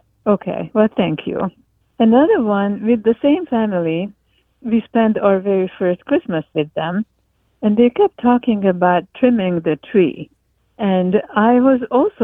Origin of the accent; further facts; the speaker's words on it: Hungary; English is a second language; moved away as an adult; now in Seattle, United States; I am from Hungary originally and came to America in 1980